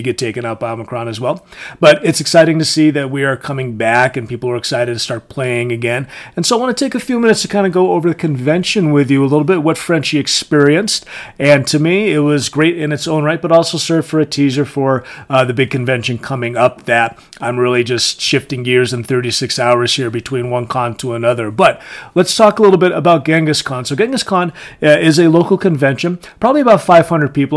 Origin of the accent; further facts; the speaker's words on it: Connecticut, United States; it was starting to get popular where I grew up in Connecticut.